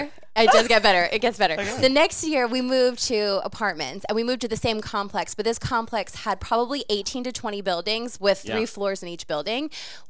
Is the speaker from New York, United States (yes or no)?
no; New Jersey, United States; now in North Carolina, United States; I'm from Jersey.